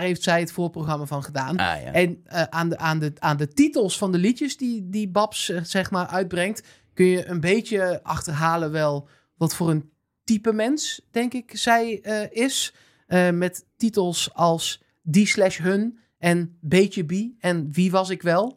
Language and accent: Dutch; North Brabant, Netherlands; als Brabander